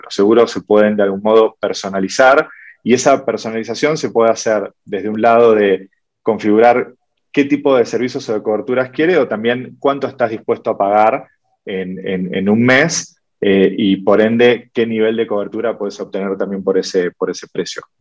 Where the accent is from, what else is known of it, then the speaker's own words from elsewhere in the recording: Argentina; Soy de Argentina.